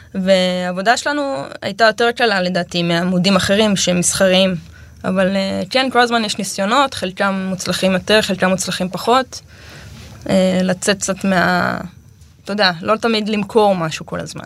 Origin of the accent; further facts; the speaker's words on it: Amiad, Northern District, Israel; also born or lived in Kibbutz Hulata; now in Hulata, Israel; אני מעמיעד, ליד צומת עמיעד